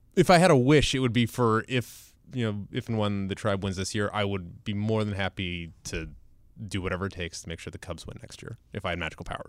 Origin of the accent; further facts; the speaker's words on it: Ohio, United States; moved away; I am born and raised in Ohio